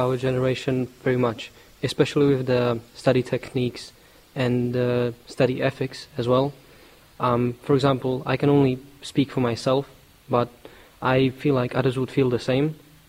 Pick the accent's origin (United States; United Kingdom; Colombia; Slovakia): Slovakia; my country, which is Slovakia